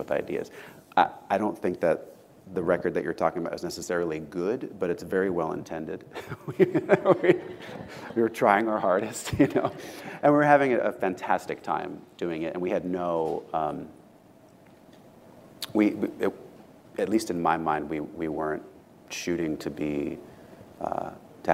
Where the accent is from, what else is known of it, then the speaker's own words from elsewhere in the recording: Southern California, United States; growing up in Southern California